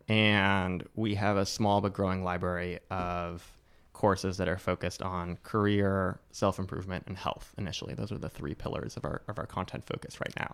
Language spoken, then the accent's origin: English; Newport Beach, California, United States; my parents came a couple years before I was born from Eastern Europe, from Romania and Hungary, and they ended up in Newport Beach, California